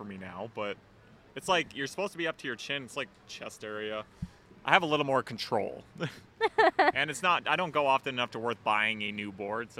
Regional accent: North Vancouver, British Columbia, Canada; If you're from North Van, you grew up on one of these mountains. Like, I grew up on Grouse.

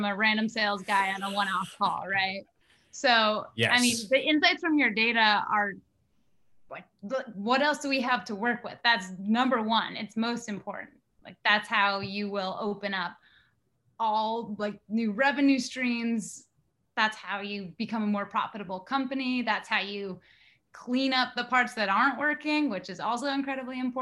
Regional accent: Nantucket, Massachusetts, United States; everyone around me growing up on Nantucket

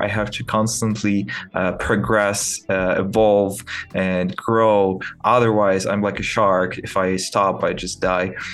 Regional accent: Kyiv, Ukraine; English is a second language; I'm from Kiev, Ukraine

